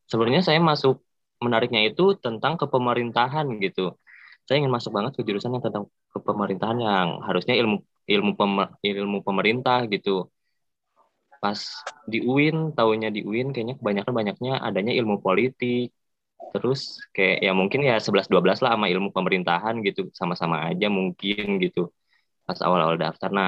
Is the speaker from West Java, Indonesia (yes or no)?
yes; Bandung, West Java, Indonesia; Iya, saya asli Bandung, Kak.